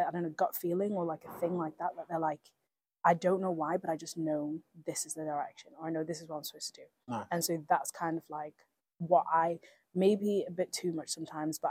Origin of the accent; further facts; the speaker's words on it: Norway; now in United Kingdom; I grew up in Norway